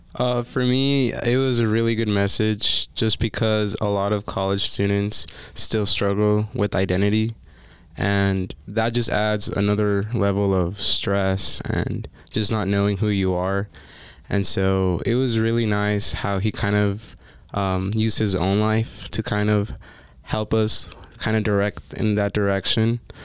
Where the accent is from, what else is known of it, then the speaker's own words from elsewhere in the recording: Las Vegas, Nevada, United States; I am from Las Vegas